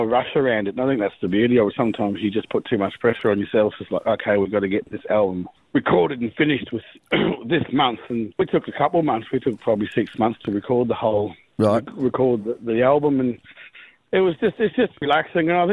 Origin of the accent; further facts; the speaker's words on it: Rockhampton, Queensland, Australia; we grew up in Rocky where a lot of our family